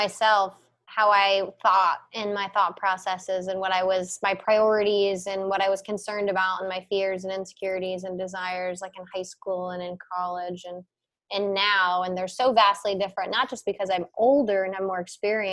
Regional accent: Cincinnati, Ohio, United States; moved away; I'm from Cincinnati. I literally lived. I just moved. I lived right by the zoo.

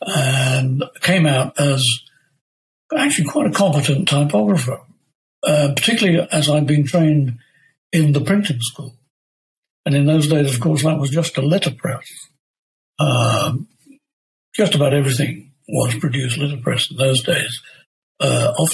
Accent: Leicester, East Midlands, United Kingdom; Leicester, my hometown

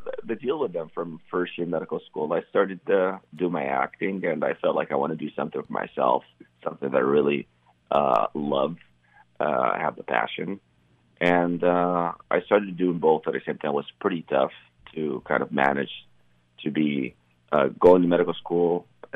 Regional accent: Cairo, Cairo Governorate, Egypt; moved away; I grew up in Cairo, Egypt.

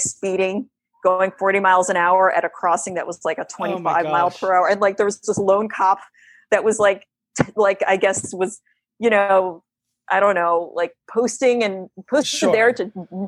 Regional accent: Connecticut, United States; moved away; also born or lived in New York City; I had moved back from New York City back to where I grew up in Connecticut

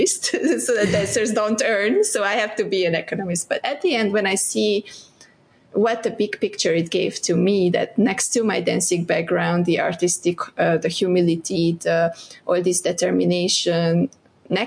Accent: southeast Hungary, Hungary; moved away as an adult; now in Malaysia; I'm from Hungary, Budapest was the capital, but I'm from southeast of Hungary

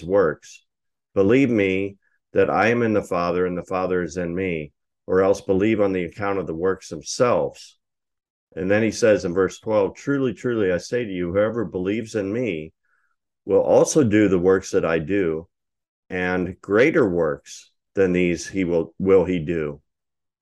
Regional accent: United States; we're Americans

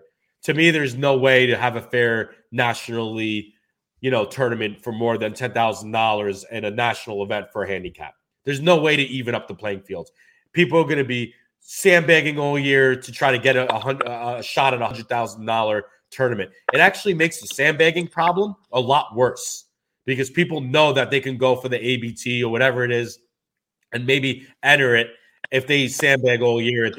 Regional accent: New York City, New York, United States; I grew up bowling in Gil Hodges Lanes in Brooklyn

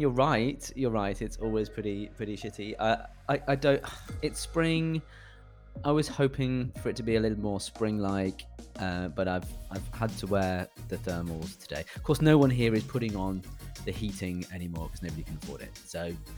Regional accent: North East England, United Kingdom; accent: Geordie; That's my Geordie accent, but okay.

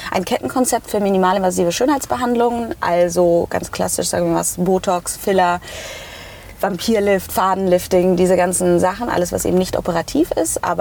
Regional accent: Hanau, Hesse, Germany; also ich immer, ich komme aus Frankfurt. Also eigentlich komme ich nicht direkt aus Frankfurt, äh, ich komme

